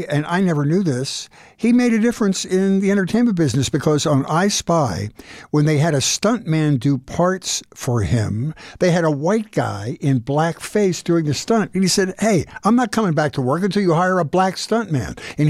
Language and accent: English; Philadelphia, Pennsylvania, United States; He was born and raised in Philadelphia, as was I. He went to Temple University, as did I.